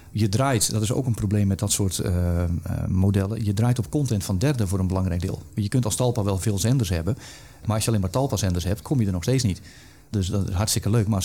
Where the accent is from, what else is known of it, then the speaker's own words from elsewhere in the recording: Netherlands; zolang er goede content of merendeels van de content gewoon gratis te krijgen is, gaan wij als Nederlanders niet betalen.